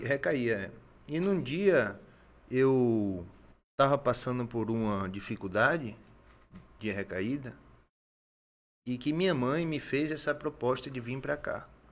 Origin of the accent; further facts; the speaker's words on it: Salvador, Bahia, Brazil; now in Acre, Brazil; Eu sou natural de Salvador, Bahia